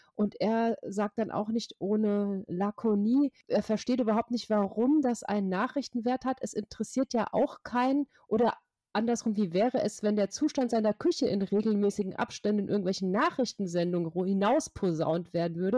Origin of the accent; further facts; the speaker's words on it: Hesse, Germany; aus Hessen, meinem Heimatbundesland